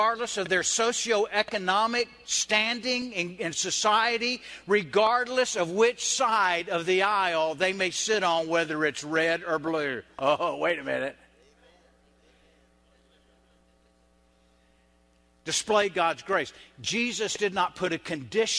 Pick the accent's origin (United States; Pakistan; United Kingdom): United States; the South; I'm Southern, I'm white, and I grew up in a Baptist church